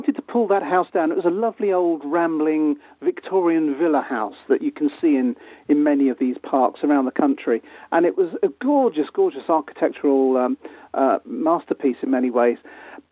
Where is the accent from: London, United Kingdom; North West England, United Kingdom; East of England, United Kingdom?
London, United Kingdom; moved away as an adult; I'm a Londoner born and bred